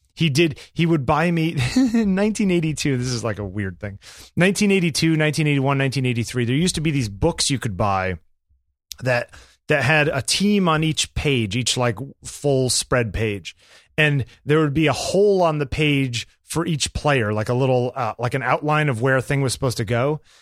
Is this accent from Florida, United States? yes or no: no; New York, United States; I was from New York